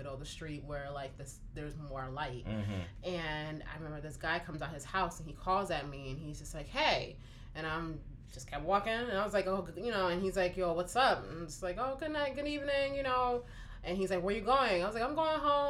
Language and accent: English; Newark, New Jersey, United States; I grew up in Newark, New Jersey